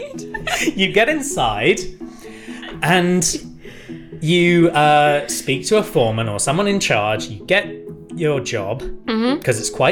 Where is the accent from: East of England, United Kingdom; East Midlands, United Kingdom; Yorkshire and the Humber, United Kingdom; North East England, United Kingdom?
Yorkshire and the Humber, United Kingdom; I'm from Yorkshire, I am.